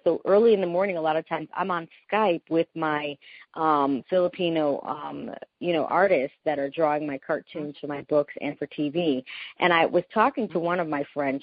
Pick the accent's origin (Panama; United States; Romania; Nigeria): Panama; first language Spanish; English is a second language; I'm from Panama, yeah. so I'm from Central America. We Panamanians, we speak Spanish. We are Hispanic. That's my first language